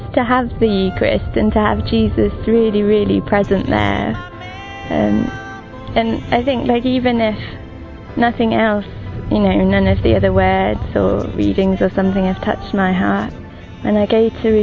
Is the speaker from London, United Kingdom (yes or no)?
no; Wales, United Kingdom; I'm 25 and I'm from Wales